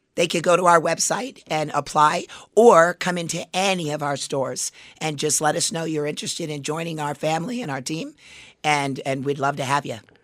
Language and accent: English; Las Vegas, Nevada, United States; I grew up in Las Vegas.